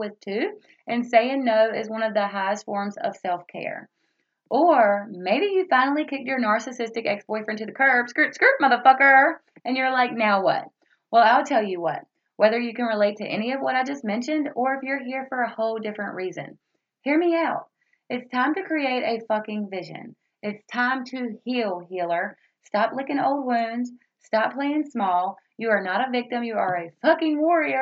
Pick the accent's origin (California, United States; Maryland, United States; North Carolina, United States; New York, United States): North Carolina, United States; Roanoke Rapids; I was born and raised in the South, as I mentioned before, from the great big city of Roanoke Rapids, North Carolina